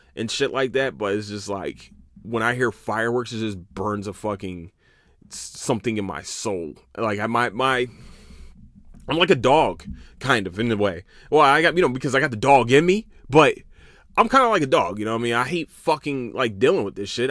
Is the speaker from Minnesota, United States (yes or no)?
no; Philadelphia, Pennsylvania, United States; also born or lived in Camden, New Jersey; now in Texas, United States; I'm from Philadelphia